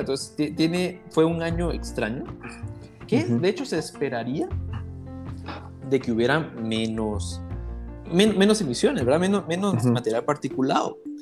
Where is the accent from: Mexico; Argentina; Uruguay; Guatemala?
Guatemala; nosotros en Guatemala